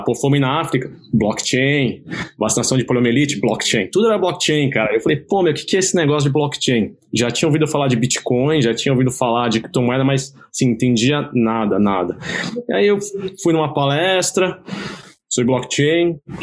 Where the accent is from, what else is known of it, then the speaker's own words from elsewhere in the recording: Brazil; eu sou brasileiro, nasci e cresci aqui no Brasil